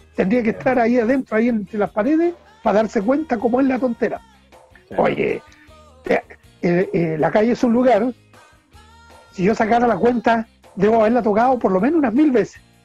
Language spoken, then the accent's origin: Spanish; Chimbarongo, O'Higgins, Chile; also born or lived in Nancagua / Puente Negro / San Fernando; yo soy nancagüino de nacimiento. Me criaron en Chimbarongo